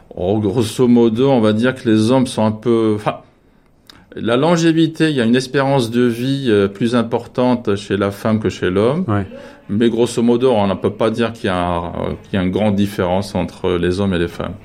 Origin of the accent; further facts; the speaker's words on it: France; nous, en tant que Français